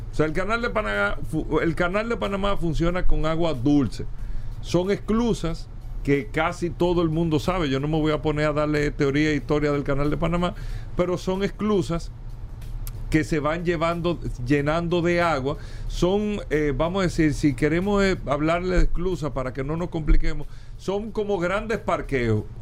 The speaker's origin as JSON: {"language": "Spanish", "country": "Dominican Republic", "said": "esto está afectando directamente a nosotros como República Dominicana."}